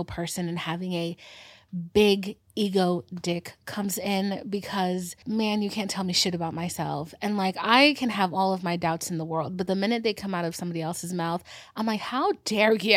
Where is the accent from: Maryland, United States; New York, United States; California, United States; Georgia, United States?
Georgia, United States; I'm from Georgia. I live in the middle of nowhere